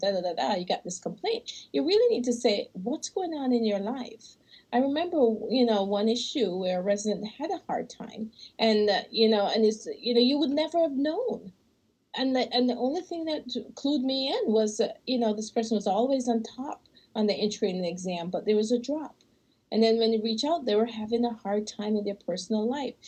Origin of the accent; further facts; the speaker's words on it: Michigan, United States; we're from Michigan